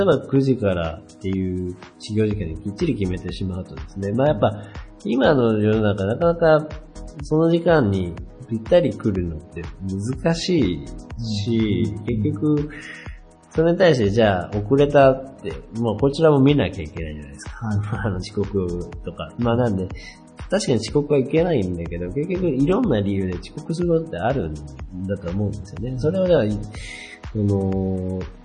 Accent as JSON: {"language": "Japanese", "town": "Wake", "region": "Okayama", "country": "Japan", "tie": "born or raised there", "said": "僕の出身和家っていう、和家町っていう町なんですけど"}